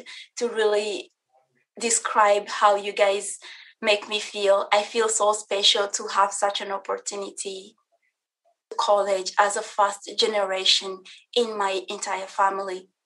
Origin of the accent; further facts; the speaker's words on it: DR Congo; now in United States; I am originally from the Republic Democratic of Congo